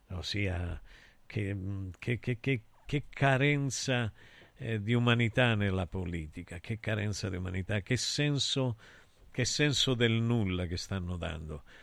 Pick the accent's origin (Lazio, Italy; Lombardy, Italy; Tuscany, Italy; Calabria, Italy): Calabria, Italy; io sai che sono calabrese